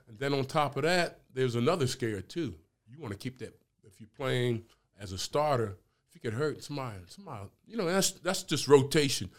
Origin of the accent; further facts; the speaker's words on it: Camden, New Jersey, United States; moved away as an adult; also born or lived in Kentucky; I'm from New Jersey, Camden, New Jersey